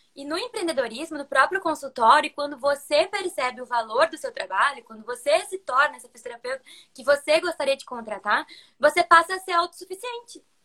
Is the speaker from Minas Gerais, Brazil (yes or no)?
no; interior of Rio Grande do Sul, Brazil; also born or lived in Porto Alegre; eu sou de Porto Alegre, que é no Rio Grande do Sul. Na real, eu sou do interior do Rio Grande do Sul